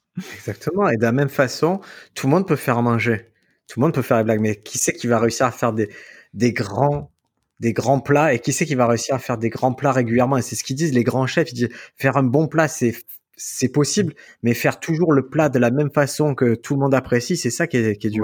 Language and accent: French; Marseille, Provence-Alpes-Côte d'Azur, France; quand j'étais petit, à Marseille, tu as des rues typiques où tu as plusieurs kebabs